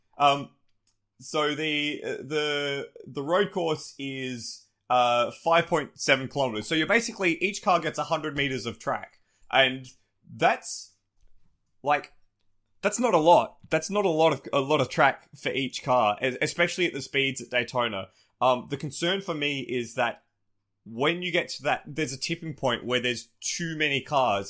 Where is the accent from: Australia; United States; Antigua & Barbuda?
Australia; despite being Australian